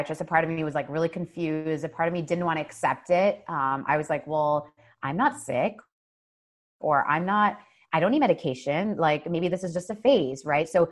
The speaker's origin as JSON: {"language": "English", "region": "New Jersey", "country": "United States", "tie": "born or raised there", "lives_now": "New York City, United States", "said": "I was born and raised here"}